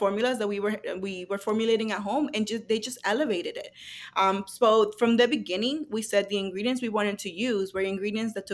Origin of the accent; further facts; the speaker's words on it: San José de Ocoa, Dominican Republic; English is a second language; now in United States; we were from Dominican Republic